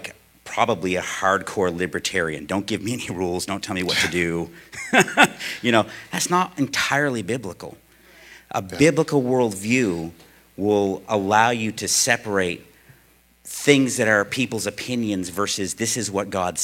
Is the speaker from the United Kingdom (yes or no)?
no; United States; as an American living in America